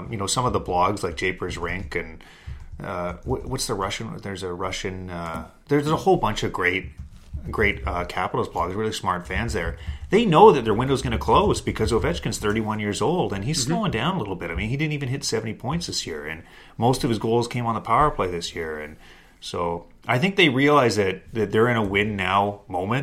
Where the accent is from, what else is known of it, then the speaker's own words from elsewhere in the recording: Kamloops, British Columbia, Canada; now in Toronto, Canada; I'm from Kamloops